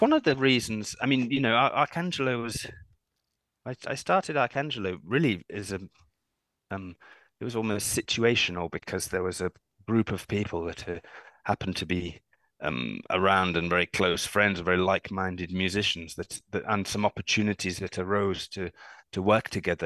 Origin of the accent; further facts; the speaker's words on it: United Kingdom; also born or lived in London / Cambridge; I was a professional cellist in my home country of um, United Kingdom, where I live mm. in London